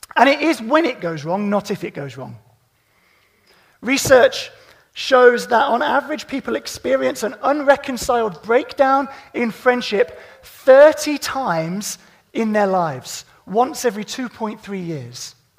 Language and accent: English; Midlands, United Kingdom; I'm from the Midlands